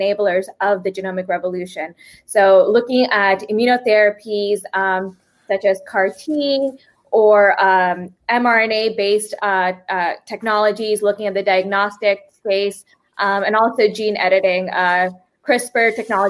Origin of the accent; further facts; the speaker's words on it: Fiji; moved away; I was born in Fiji